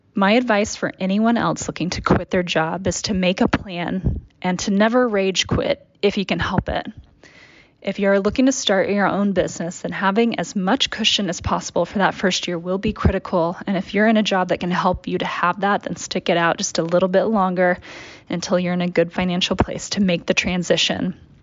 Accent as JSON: {"language": "English", "town": "Dallas", "region": "Texas", "country": "United States", "tie": "born or raised there", "said": "I grew up in Dallas, Texas, and this just wasn't a thing for me."}